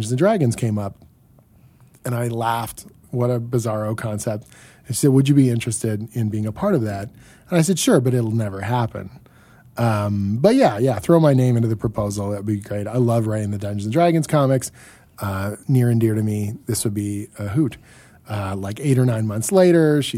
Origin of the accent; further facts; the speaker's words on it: Canada; as the Canadian here